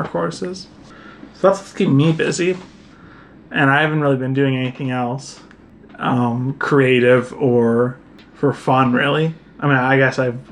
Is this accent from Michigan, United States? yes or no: no; Massachusetts, United States; I'm a farmer from Massachusetts